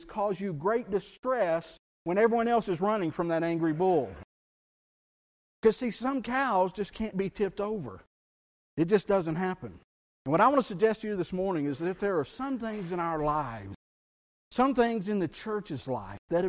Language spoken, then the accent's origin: English; South Texas, United States; where I grew up in South Texas, we were surrounded by bayous